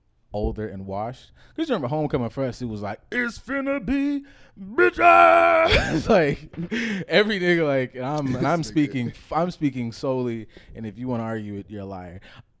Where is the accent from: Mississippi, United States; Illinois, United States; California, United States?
California, United States; So I'm from California, though. Just wanna let you guys know right out here.